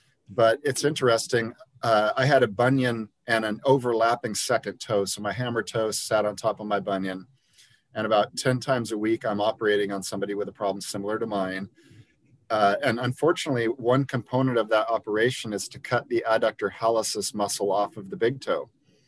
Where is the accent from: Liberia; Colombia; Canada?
Liberia; And I grew up in Liberia, West Africa, where my friends didn't own shoes.